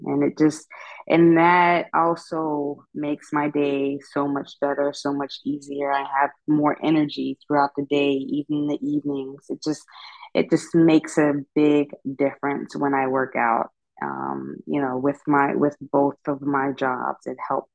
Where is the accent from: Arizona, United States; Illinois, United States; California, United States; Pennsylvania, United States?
Pennsylvania, United States; Pittsburgh; moved away as an adult; now in Northern Virginia, United States; I'm from Pittsburgh